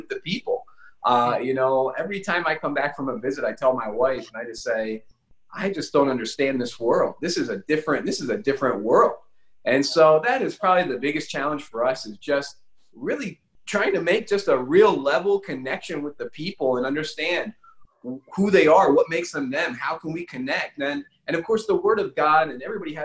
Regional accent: United States; moved away as an adult; now in Madagascar; we come from the United States, which is a wonderful country

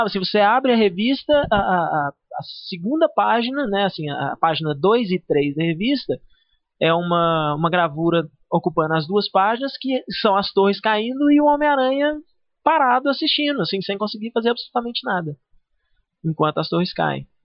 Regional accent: Minas Gerais, Brazil; accent: Minas; vocês têm sotaque e tal, de Minas e tal, mas agora tem uma de São Paulo aqui.

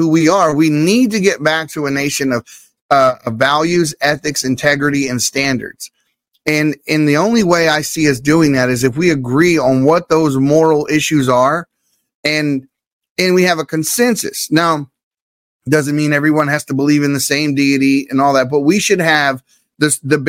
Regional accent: Baltimore, Maryland, United States; I'm from Baltimore City.

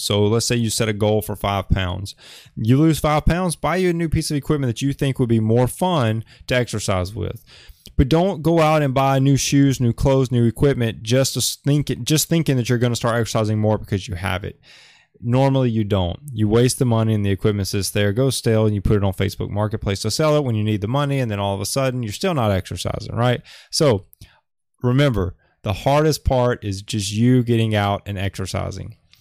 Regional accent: Alabama, United States; moved away as an adult; now in Oahu, Hawaii, United States; I'm from Alabama, but I, I live in Hawaii

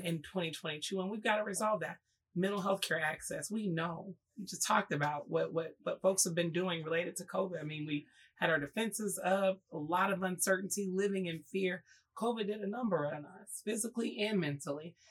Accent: Oklahoma, United States; moved away as an adult; also born or lived in Jackson, Mississippi; I went to high school and middle school in Oklahoma

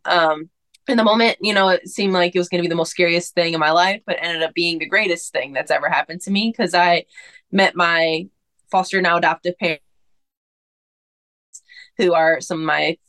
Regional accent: Flint, Michigan, United States; I'm from Flint, Michigan. And I entered foster care at 13.

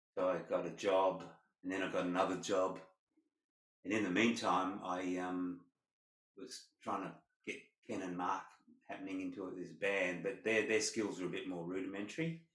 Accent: Perth, Western Australia, Australia; growing up in Perth

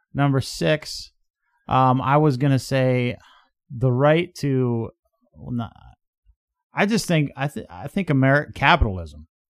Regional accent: Midwest, United States

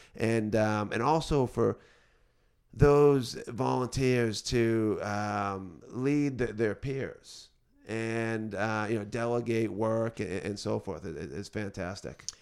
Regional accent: Beverly, Massachusetts, United States; also born or lived in Boston; now in North Andover, United States; I'm originally from the North Shore, grew up in Beverly

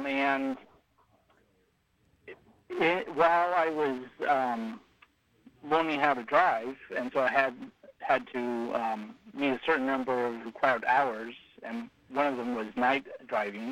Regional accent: Whitmore, California, United States; I was raised outside of Redding, California

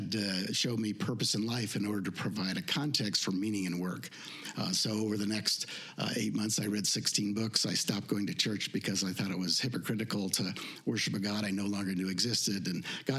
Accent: Idaho, United States; moved away; I was raised in Idaho

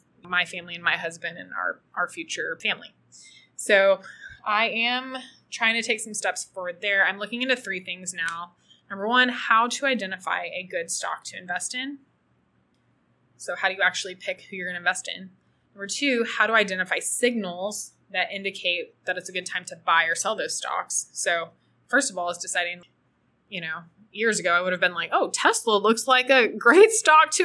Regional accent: Austin, Texas, United States; moved away as an adult; now in El Salvador; I loved growing up in Austin. I'm so proud to be from Austin

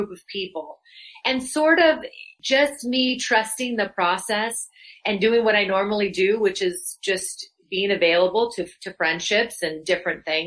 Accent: Louisville, Colorado, United States; moved away as an adult; also born or lived in Los Angeles, California; I'm a native. I grew up in Louisville

